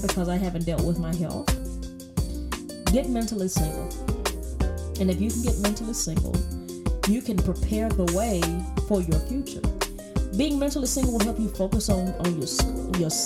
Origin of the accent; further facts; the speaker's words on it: the South, United States; I'm from the South, and we are Baptist folks